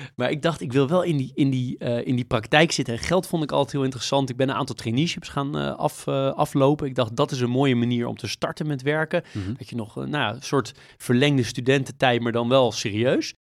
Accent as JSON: {"language": "Dutch", "country": "Netherlands", "also_born_or_lived": "United States", "said": "ook wonen in een land waar je als Nederlander best wel veel mening over hebt over Amerika"}